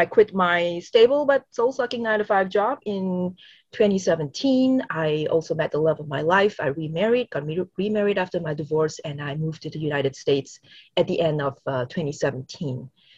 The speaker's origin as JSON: {"language": "English", "country": "Singapore", "tie": "born or raised there", "said": "I grew up in Singapore from a very conservative Christian household"}